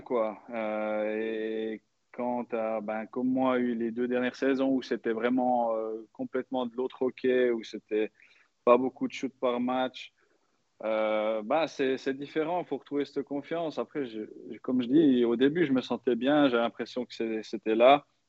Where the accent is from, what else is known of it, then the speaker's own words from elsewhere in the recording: Switzerland; en tant que Suisse